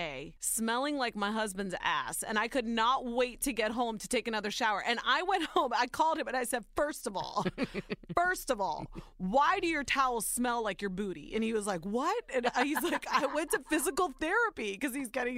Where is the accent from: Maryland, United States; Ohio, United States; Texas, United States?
Ohio, United States; born or raised there